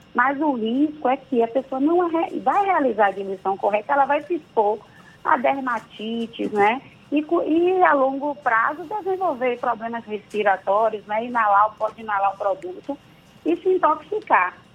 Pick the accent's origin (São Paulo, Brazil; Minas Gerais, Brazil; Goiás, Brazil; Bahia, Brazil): Bahia, Brazil; Santo Amaro; Eu sou de Santa Amaro, viu, da purificação, não deixo de falar isso nunca